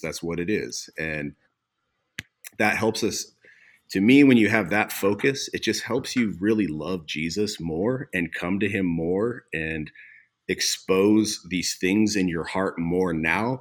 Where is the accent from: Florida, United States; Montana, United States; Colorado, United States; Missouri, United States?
Montana, United States; Havre; also born or lived in Coeur d'Alene, Idaho / Missoula, Montana; I grew up in Haver, Montana, on the High Line